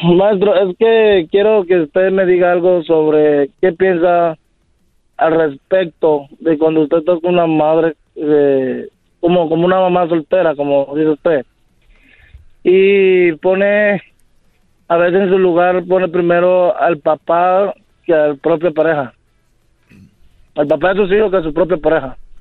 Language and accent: Spanish; Cuba; also born or lived in Ecuador; now in United States; salí de Cuba a Ecuador, viví en Ecuador por dos años